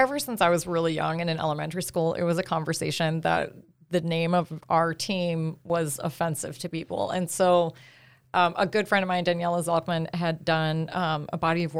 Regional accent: Cleveland, Ohio, United States; Cleveland. Can you hear it?

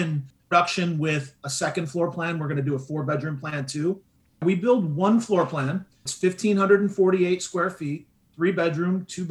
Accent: Midwest, United States; now in Southwest Florida, United States; where I grew up in the Midwest

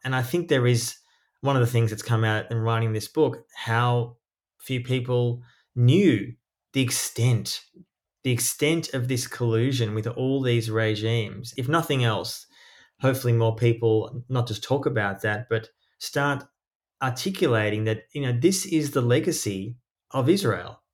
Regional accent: Australia; moved away; also born or lived in East Jerusalem; I was born in Australia, but I lived often overseas.

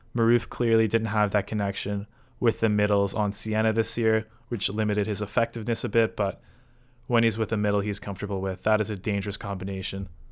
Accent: Canada; I am Canadian

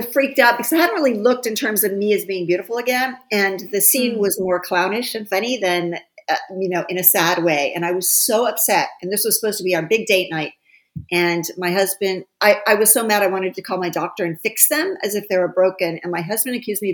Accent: Ohio, United States; my hometown in Ohio

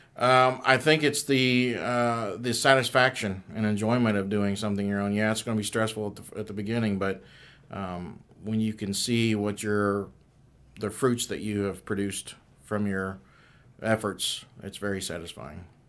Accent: Kennesaw, Georgia, United States; also born or lived in Ohio; I was born in Ohio, but I grew up here in Kennesaw

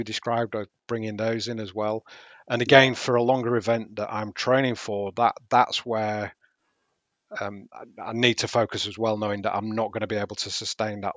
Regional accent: Yorkshire and the Humber, United Kingdom; Being a Yorkshireman

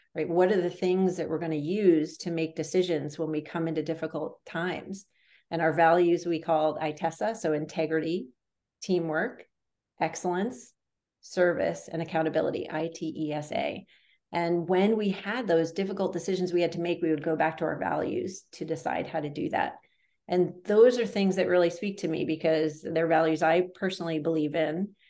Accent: a suburb outside of Boston, Massachusetts, United States; I grew up in a suburb outside of Boston, Massachusetts

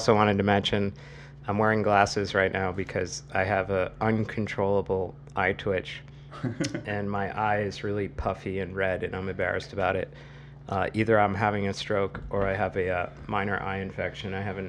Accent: Massachusetts, United States; I am 39 from Massachusetts

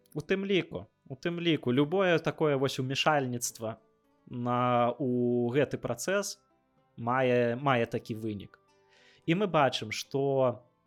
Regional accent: Belarus; я беларус

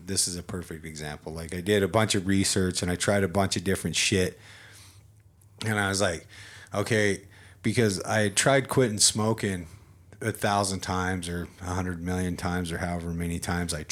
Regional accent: United States; I'm an American

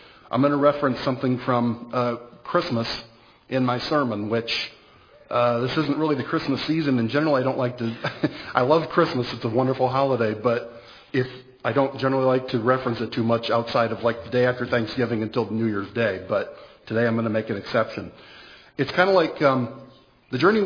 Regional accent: Pigeon, Michigan, United States; I was born in Pigeon, Michigan

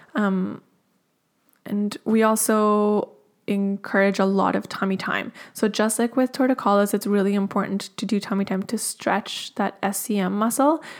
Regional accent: Colombia; moved away; I'm originally from Colombia in South America

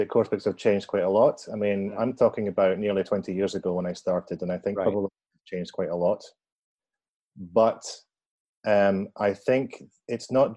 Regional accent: Perth, Scotland, United Kingdom; my hometown, which is Perth in Scotland

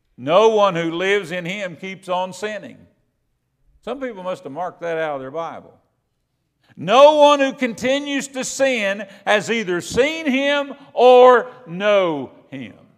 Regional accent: Kentucky, United States; I'm from Kentucky

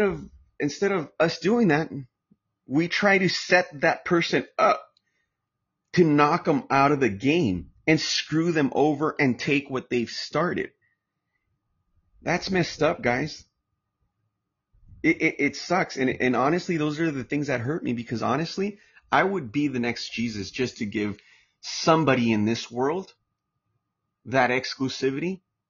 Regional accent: Chapala, Jalisco, Mexico; My family, my background, I'm from Chapala, Jalisco. That's where my background's from. That's where my parents are retired.

